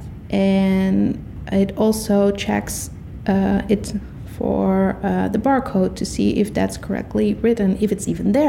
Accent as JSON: {"language": "English", "country": "Netherlands", "said": "And I'm from the Netherlands."}